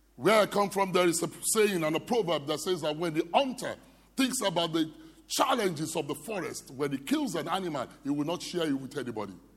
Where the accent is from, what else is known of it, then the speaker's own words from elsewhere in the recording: Nigeria; I'm from Nigeria.